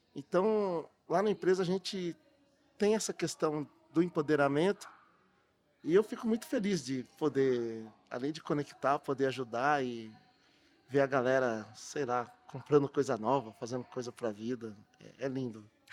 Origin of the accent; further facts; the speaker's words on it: Matão, São Paulo, Brazil; now in São Paulo, Brazil; sou lá de Matão, interior de São Paulo, mas eu morei 18 anos, Matão. Morei 18 anos aqui na capital